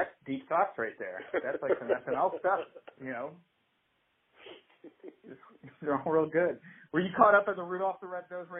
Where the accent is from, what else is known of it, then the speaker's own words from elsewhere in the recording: Houston, Texas, United States; moved away as an adult; now in Chicago, United States; I'm from Texas originally. I moved to Chicago like 15 years ago.